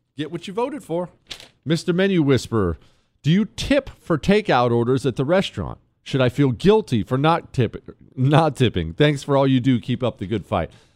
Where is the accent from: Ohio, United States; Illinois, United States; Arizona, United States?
Ohio, United States; I was born in Ohio, right on the Ohio River